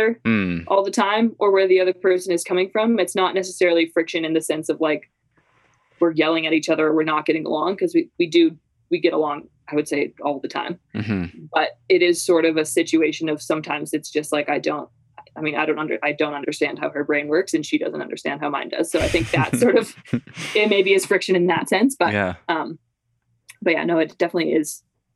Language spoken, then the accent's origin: English; Canmore, Alberta, Canada; born or raised there; moved away as an adult; also born or lived in St. Paul, Minnesota, United States / Vancouver, Canada; now in Salt Lake City, United States